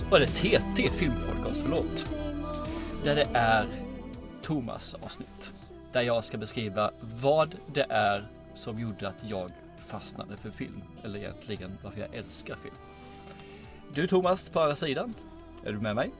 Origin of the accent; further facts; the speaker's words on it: Angelstad, Kronoberg County, Sweden; Småland utanför Ljungby, en byhåla som heter Angelstad